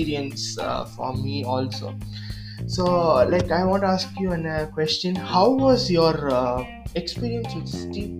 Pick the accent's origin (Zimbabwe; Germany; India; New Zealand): India; I'm an Indian